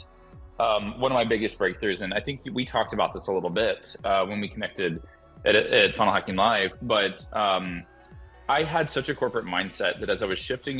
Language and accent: English; Alabama, United States; moved away; I'm from Alabama. Anytime I go back to Alabama and talk with my parents